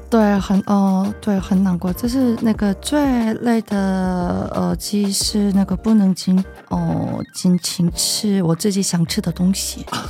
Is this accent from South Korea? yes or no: yes; South Korea; Chinese is a second language; moved away as an adult; now in Taiwan; 我是韩国来的